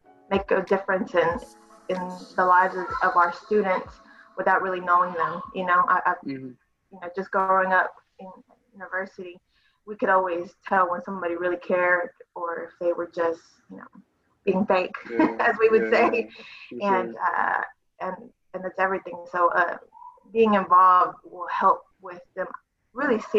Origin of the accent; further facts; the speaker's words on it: Waco, Texas, United States; also born or lived in Miami, Florida; Raised in Waco. I've been here all my life.